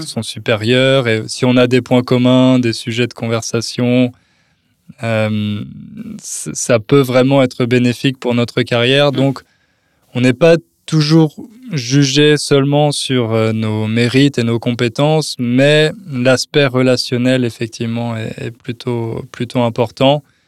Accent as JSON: {"language": "French", "country": "France", "moved": "yes", "lives_now": "Poland", "said": "je suis français"}